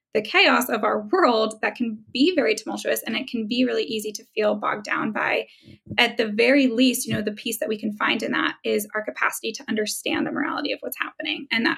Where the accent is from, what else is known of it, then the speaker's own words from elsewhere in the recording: Germany; born there; I can't be president either. I was born in Germany.